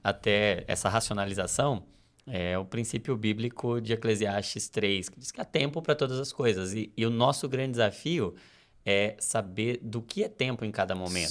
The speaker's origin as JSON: {"language": "Portuguese", "country": "Brazil", "said": "Nós, como brasileiros"}